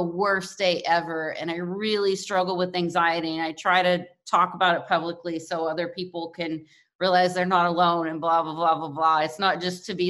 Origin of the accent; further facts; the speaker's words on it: Kentucky, United States; moved away; also born or lived in New York City; I'm from Kentucky